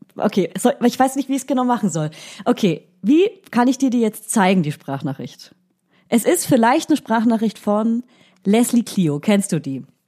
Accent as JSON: {"language": "German", "area": "Franconia", "region": "Bavaria", "country": "Germany", "accent": "Franconian", "said": "Ich spreche ja fränkisch"}